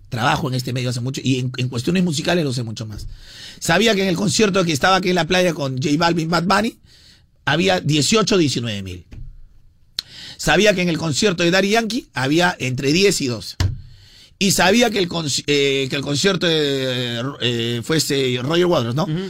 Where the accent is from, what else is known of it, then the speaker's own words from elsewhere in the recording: Peru; nosotros como peruanos